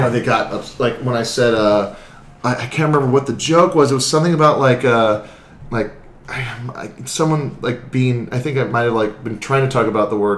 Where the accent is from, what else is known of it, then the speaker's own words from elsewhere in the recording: Hawaii, United States; I grew up in Hawaii